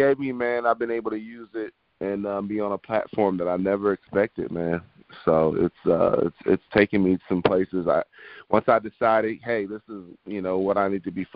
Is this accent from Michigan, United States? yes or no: yes; Michigan, United States; now in the South, United States; I'm from Michigan, and I should be used to it, but I moved to the south for a reason